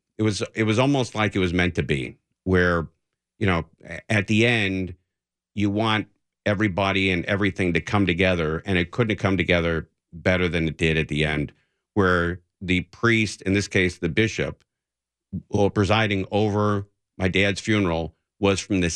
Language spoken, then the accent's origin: English; Los Angeles, California, United States; I grew up in the San Fernando Valley off Magnolia and Balboa.